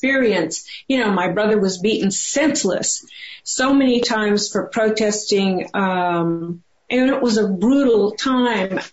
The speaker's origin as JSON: {"language": "English", "town": "Oklahoma City", "region": "Oklahoma", "country": "United States", "tie": "born or raised there", "said": "growing up in Oklahoma City"}